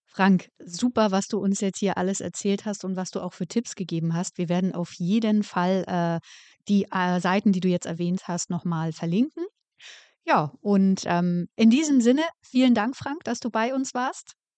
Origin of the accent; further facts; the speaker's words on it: Berlin, Germany; Ich komme ja aus Berlin